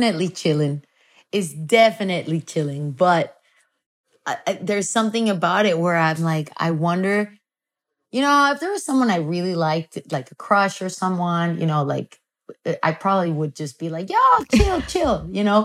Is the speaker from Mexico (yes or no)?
yes; Mexico; I come from Mexico